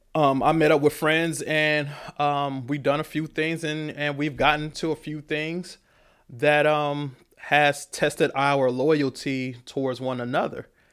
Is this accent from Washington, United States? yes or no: no; Killeen, Texas, United States; moved away as an adult; also born or lived in Oakland, California; I'm from Killeen